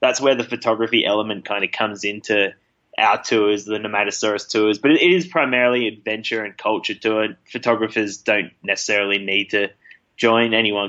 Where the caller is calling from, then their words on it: Bishkek, Chuy Region, Kyrgyzstan; Calling in from Bishkek, the capital city of Kyrgyzstan.